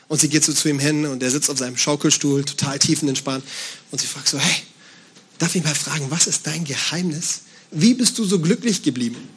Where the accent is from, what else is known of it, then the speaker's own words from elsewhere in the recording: Bavaria, Germany; Äh, ich komme aus Bayern und bei uns sagt man Servus zur Begrüßung.